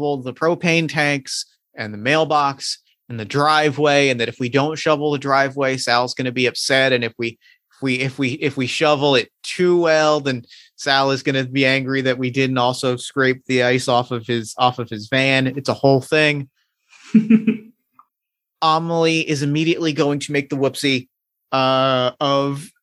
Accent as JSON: {"language": "English", "country": "United States", "tie": "born or raised there", "also_born_or_lived": "New Jersey / Philadelphia, Pennsylvania", "said": "Growing up in New Jersey and Philadelphia"}